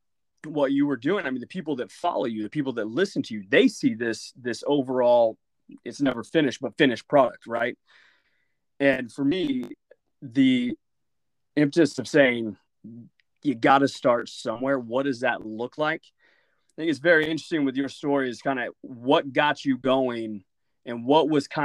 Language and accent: English; Oklahoma, United States; I came from a much smaller family out in Oklahoma